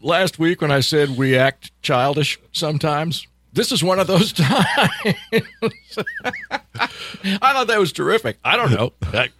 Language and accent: English; Gladstone, Missouri, United States; also born or lived in Platte County, Missouri; I grew up in Clay County, as you mentioned earlier, in Gladstone.